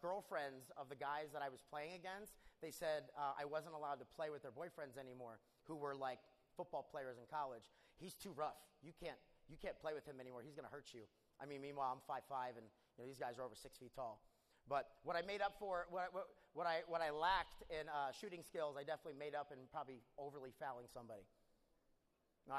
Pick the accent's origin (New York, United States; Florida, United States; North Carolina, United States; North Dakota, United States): New York, United States; now in Houston, United States; I grew up in New York.